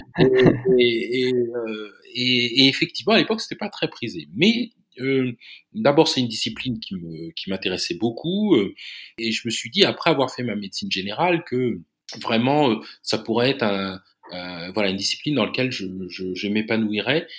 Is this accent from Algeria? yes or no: no; Chartres, Centre-Val de Loire, France; la belle région de l'Eure-et-Loire, qui, qui, qui est dans la région centre et dont je suis originaire. Hein, je suis né à Chartres.